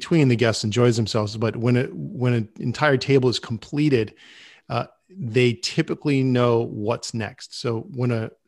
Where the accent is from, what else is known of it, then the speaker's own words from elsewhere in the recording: Rhode Island, United States; now in New York, United States; When I first moved to New York, I had a job and I had gotten laid off. And being in New York, I'm from Rhode Island. I did not want to go back to Rhode Island.